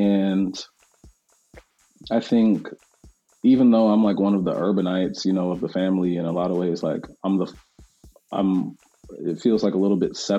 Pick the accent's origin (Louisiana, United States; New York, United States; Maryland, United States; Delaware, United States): Delaware, United States; also born or lived in Charlotte, North Carolina / Tennessee; So I was born actually in North Carolina, which a lot of people don't know, in Charlotte. And we moved around a lot. So it was North Carolina to Delaware, to Tennessee, to Delaware, back to North Carolina, back to Delaware.